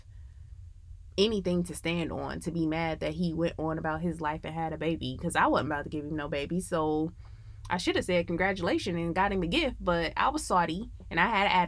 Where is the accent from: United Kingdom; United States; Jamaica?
United States; Midwest; now in Atlanta, United States